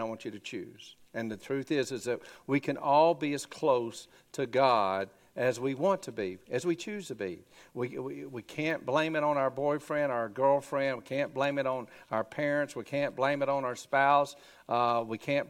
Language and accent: English; Grady, Alabama, United States; I grew up in Grady, Alabama, you know, going to church